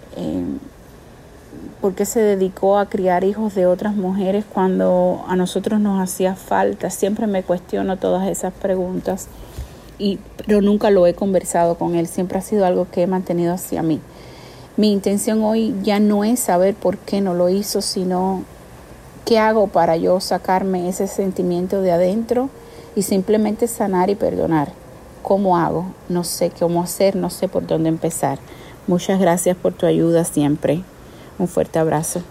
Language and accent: Spanish; Cuba; now in Miami, United States; nacimos en Cuba